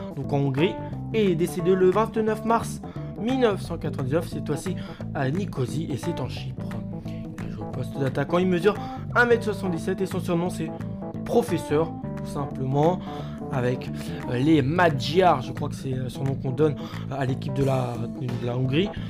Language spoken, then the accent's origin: French; France; chez nous en France